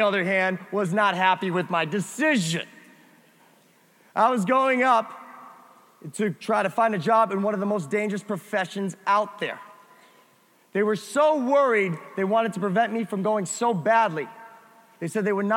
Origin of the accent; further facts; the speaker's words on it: near Springfield, Massachusetts, United States; moved away; I grew up next to Springfield, Massachusetts